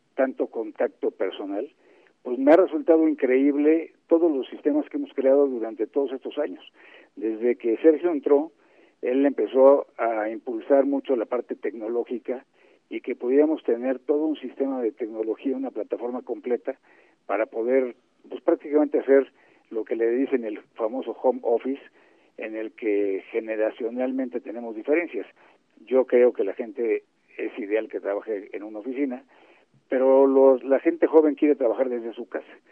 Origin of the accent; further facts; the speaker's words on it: Mexico; así somos los mexicanos.